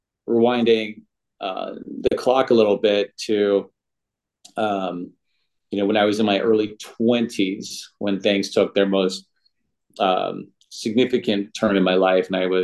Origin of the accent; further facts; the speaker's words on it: Oakland, California, United States; Yeah, I'm from Oakland.